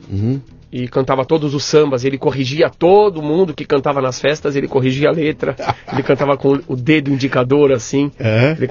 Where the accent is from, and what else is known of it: São Paulo, Brazil